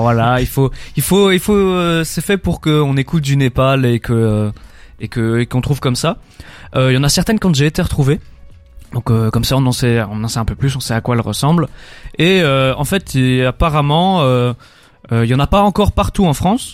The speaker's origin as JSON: {"language": "French", "country": "Belgium", "said": "on est belge"}